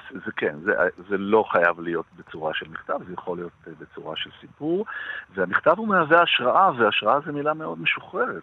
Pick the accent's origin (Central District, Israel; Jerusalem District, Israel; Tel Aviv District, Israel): Jerusalem District, Israel; Jerusalem; moved away; הייתי ירושלמי, נולדתי בירושלים ו, ולמדתי וככה חלק מה... ההורים שלי היו בירושלים